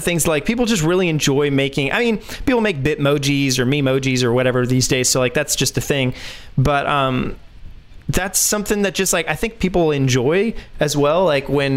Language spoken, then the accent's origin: English; France; moved away; growing up in France, I didn't realize that like so much of what I said was swear words